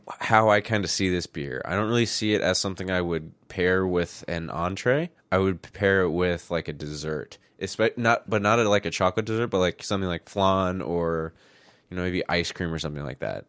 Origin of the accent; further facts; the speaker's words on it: Midwest, United States; accent: very plain American accent; we're from the Midwest, so we have just a, like, very plain American accent.